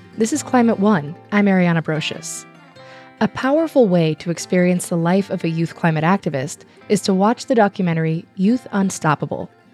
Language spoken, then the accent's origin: English; Los Angeles, California, United States; also born or lived in rural Ontario; now in Ontario, Canada; I grew up in Los Angeles, uh, California